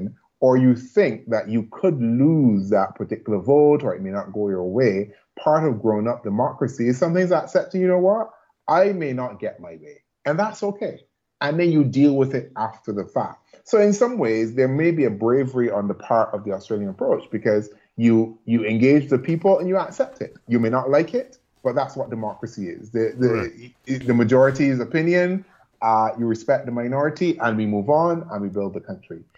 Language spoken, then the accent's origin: English; Barbados